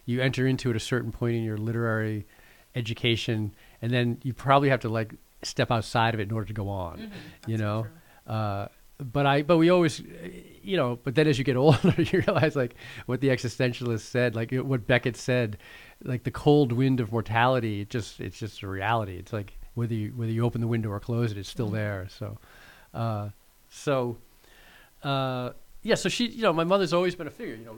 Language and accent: English; Massachusetts, United States; I'm from Massachusetts